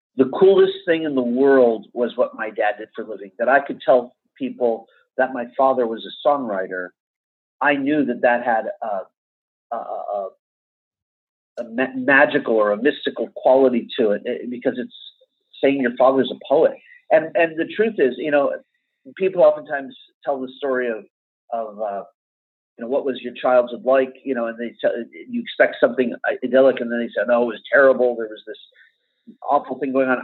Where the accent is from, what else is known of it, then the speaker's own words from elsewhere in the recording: Beverly Hills, California, United States; I grew up in Beverly Hills